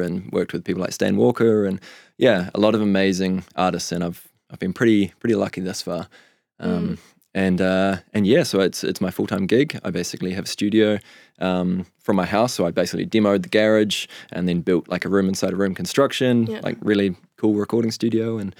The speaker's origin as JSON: {"language": "English", "region": "Nelson", "country": "New Zealand", "said": "Well, we've clarified I'm from Nelson."}